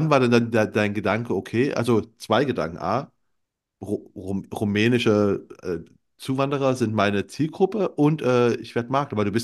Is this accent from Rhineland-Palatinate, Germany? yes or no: no; Saxony, Germany; ich komme ja aus Sachsen. Gut, ich spreche relativ Hochdeutsch für Sachsen